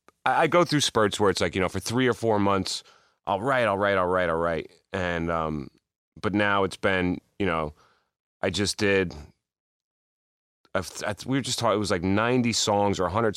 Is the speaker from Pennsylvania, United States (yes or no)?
no; New York, United States; anytime playing New York for me, uh-huh, with Ace is really special because this is my hometown.